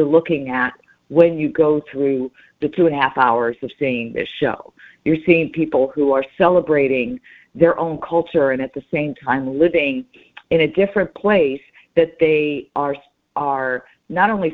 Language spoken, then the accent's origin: English; New York City, New York, United States; I grew up in the Bronx in the 60s where we were all immigrants